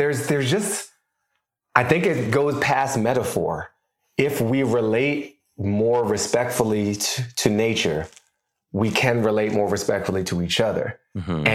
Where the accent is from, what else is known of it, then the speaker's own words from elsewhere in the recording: Washington, District of Columbia, United States; moved away as an adult; also born or lived in Boston / New York; now in Los Angeles, United States; I did not grow up in LA. I grew up in Washington, right. D.C.